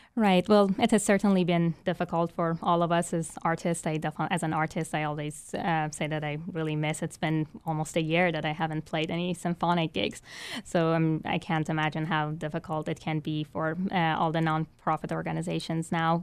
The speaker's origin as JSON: {"language": "English", "country": "Iran", "tie": "born or raised there", "moved": "yes", "lives_now": "Baton Rouge, United States", "said": "I was born and raised in Iran, an Islamic country that does not consider music legitimate"}